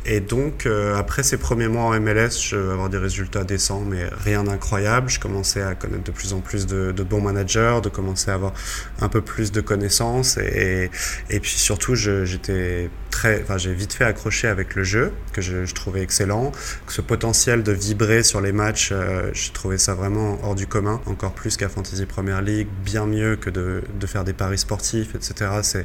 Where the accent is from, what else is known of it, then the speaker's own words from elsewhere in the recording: Brittany, France; moved away as an adult; also born or lived in Rennes; now in Mexico; je suis né en Bretagne. On va dire que le club le plus proche de chez moi, ça va être Guingamp, Stade Rennais